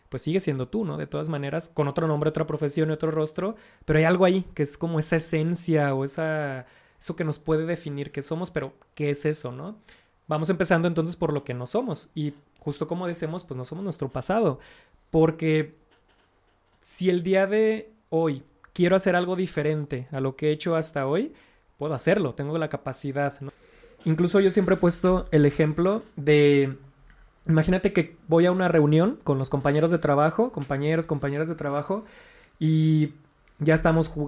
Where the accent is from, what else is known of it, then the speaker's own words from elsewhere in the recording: Mexico; Yo soy mexicano porque no soy estadounidense